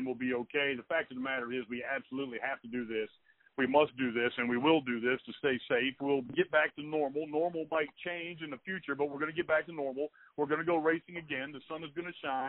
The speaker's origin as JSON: {"language": "English", "town": "Pittsburgh", "region": "Pennsylvania", "country": "United States", "moved": "yes", "lives_now": "Dallas, United States", "said": "I'm from Pittsburgh."}